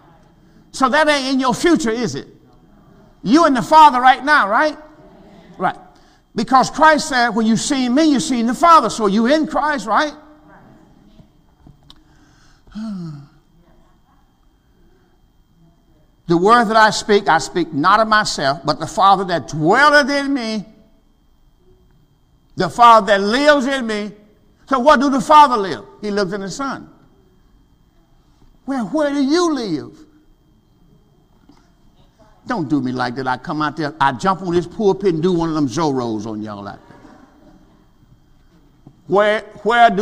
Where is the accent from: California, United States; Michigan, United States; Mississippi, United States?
Mississippi, United States; I'm from Mississippi, the country